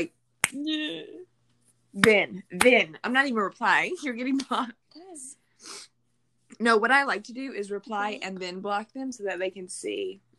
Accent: United States; also born or lived in Alabama; We're American.

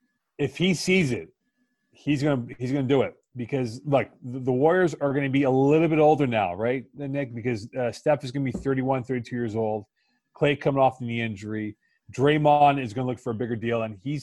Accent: Montreal, Quebec, Canada; my dad, when he came here from India, like he was a cricket guy, right?

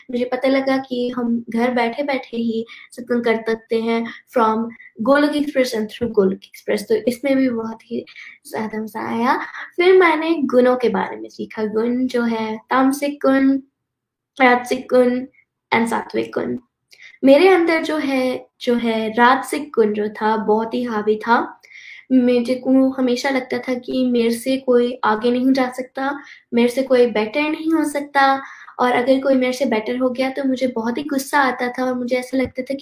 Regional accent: Texas, United States; Hindi is a second language; I am 11 years old और मैं Texas USA से हूँ

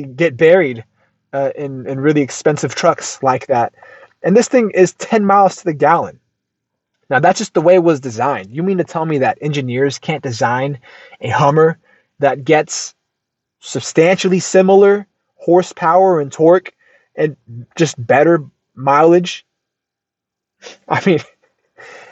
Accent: United States; I'm American through and through

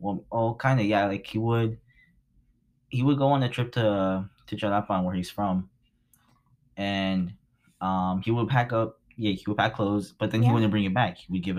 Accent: Compton, California, United States; we're both from Compton

